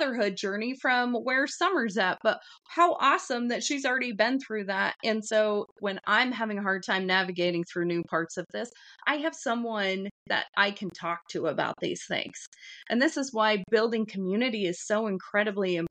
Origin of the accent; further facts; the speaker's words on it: Wyoming, United States; where I grew up out in Wyoming